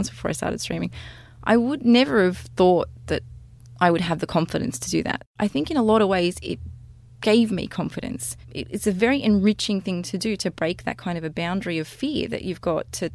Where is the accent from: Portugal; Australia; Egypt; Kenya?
Australia; now in Sydney, Australia; I'm an Australian partnered Twitch streamer working out of Sydney, Australia